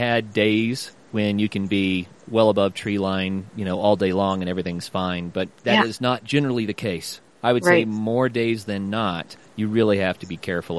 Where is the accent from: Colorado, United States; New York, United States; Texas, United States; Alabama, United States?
Colorado, United States; I'm from Colorado.